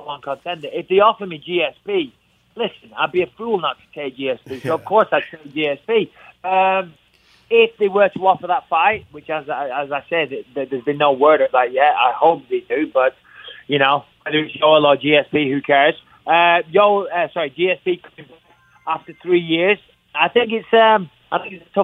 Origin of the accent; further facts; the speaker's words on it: England, United Kingdom; I'm English